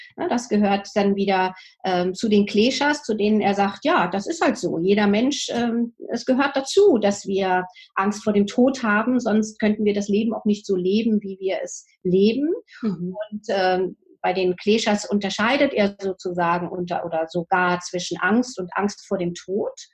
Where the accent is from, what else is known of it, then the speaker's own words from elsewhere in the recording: Germany; bei uns in Deutschland